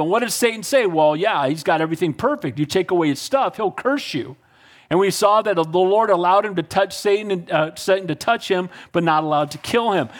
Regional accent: Northern California, United States; I'm from Northern California, so I'm a Giants fan.

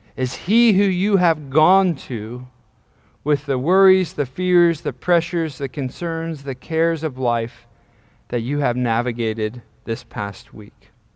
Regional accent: York, Pennsylvania, United States; also born or lived in Dallastown, Pennsylvania; I grew up in York, Pennsylvania

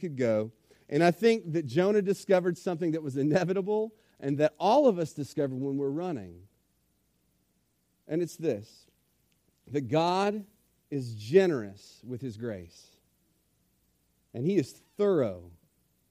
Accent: Richmond, Virginia, United States; I grew up in Richmond, Virginia, on the north side of town

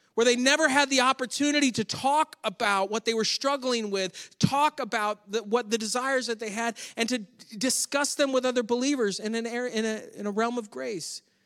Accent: Western New York State, United States; moved away; Grew up in New York State, which is where my family all still lives

